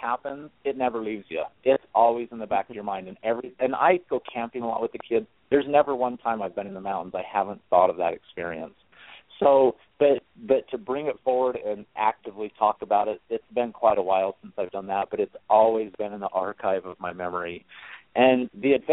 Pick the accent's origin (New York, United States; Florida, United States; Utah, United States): Utah, United States; I'm from Utah. I grew up LDS, Mormon